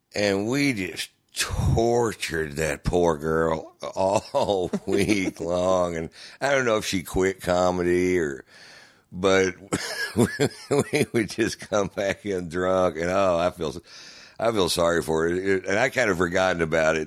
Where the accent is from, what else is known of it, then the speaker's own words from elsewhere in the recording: Houston, Texas, United States; I'm from Houston, so you know, I I I grew up listening to great guitar work